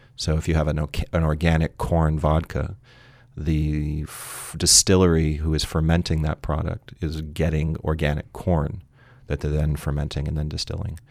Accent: San Francisco, California, United States; I'm originally from San Francisco

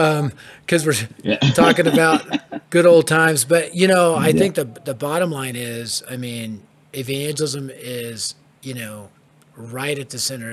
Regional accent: Denver, Colorado, United States; I was raised in the Denver hood

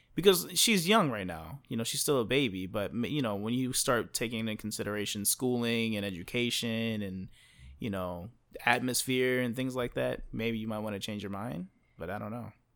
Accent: United States; first language English; me coming from the United States

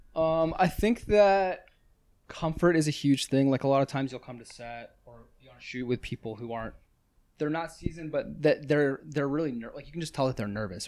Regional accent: Pennsylvania, United States; moved away as an adult; also born or lived in Santa Barbara / Venice, Los Angeles; now in Los Angeles, United States; where I grew up in Pennsylvania, it's about forty-five minutes from the shore

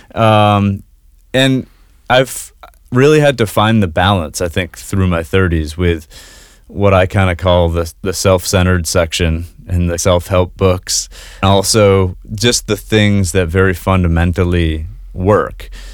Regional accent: Kennebunk, Maine, United States; also born or lived in Boston / New Zealand / New York City; Yeah, I was born and raised in Kennebunkk, just south of Portland here

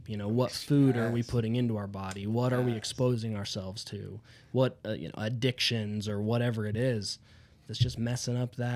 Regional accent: Rigby, Idaho, United States; Yeah, I'm, I'm from Rigby

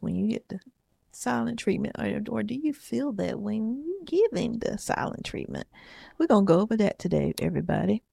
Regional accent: the South, United States; I'm from the South

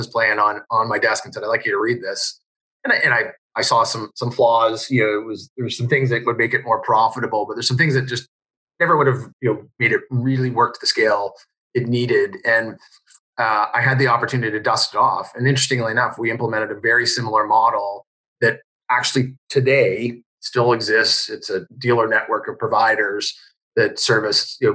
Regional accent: Canada; I was from Canada.

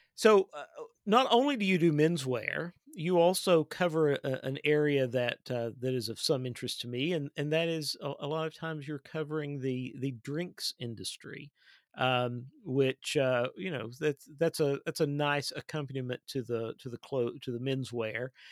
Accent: Kentucky, United States; my home state of Kentucky

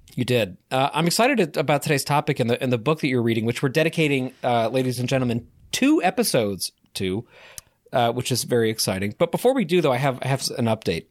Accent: Connecticut, United States; born or raised there

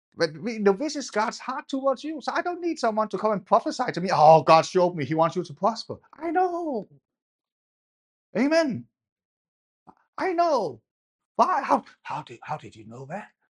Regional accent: Denmark; I grew up in Denmark.

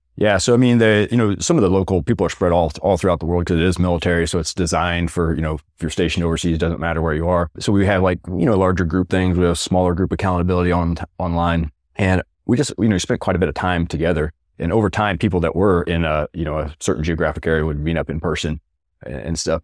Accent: rural Missouri, United States; moved away as an adult; Many of them in rural Missouri, kind of near my hometown

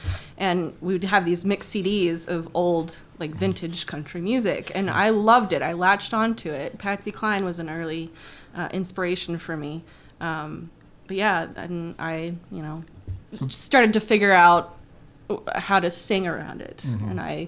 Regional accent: Florida, United States; also born or lived in Georgia; now in Indianapolis, United States; So I was born in Indianapolis. Mm-hmm. Parents and I moved down to Florida. Parents divorced, lived in Georgia, and then moved back to Florida.

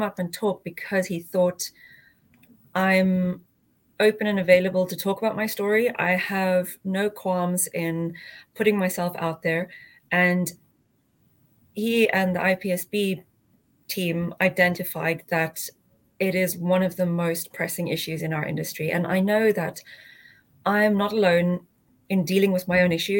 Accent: South Africa; moved away; I grew up in South Africa and studied there as well.

